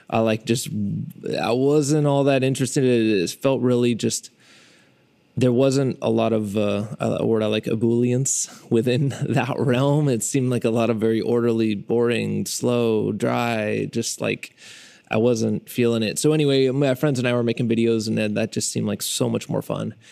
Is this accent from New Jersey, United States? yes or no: no; Fresno, California, United States; I'm a filmmaker from Fresno, California